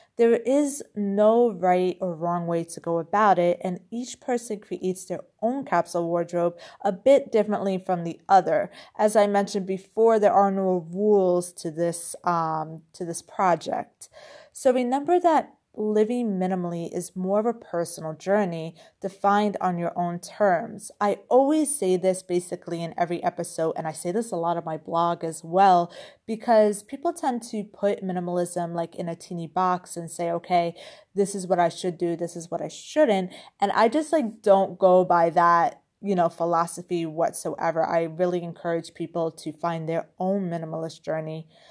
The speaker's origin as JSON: {"language": "English", "region": "New York", "country": "United States", "tie": "born or raised there", "moved": "yes", "lives_now": "Europe", "said": "I grew up in New York"}